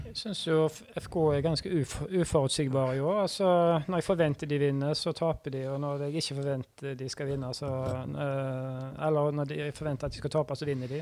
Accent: Haugesund, Rogaland, Norway; also born or lived in Bergen; jeg er oppvokst som Vard-gutt

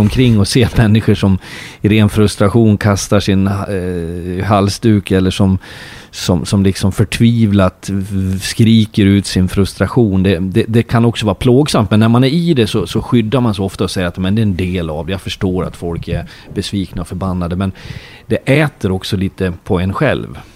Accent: Leksand, Dalarna County, Sweden; now in Norway; jag kommer ju från Leksand

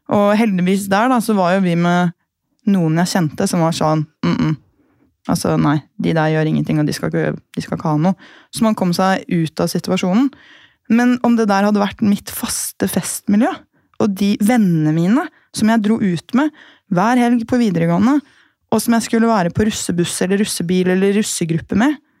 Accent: Gol, Buskerud, Norway; moved away; så er jeg fra Gol

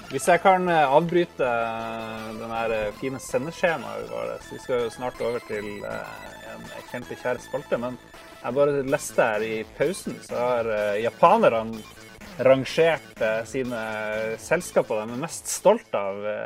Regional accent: Norway; som nordmann

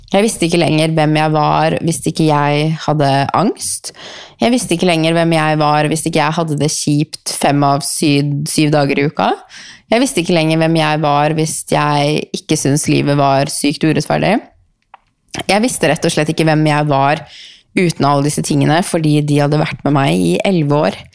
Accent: Norway; born there; Eh, vi er så heldige at vi er født i Norge. Vi er så heldige å bo i Norge.

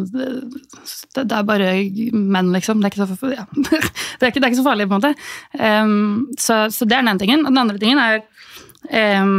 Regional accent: Norway; vi er jo nordmenn, vi er jo sosialt awkward.

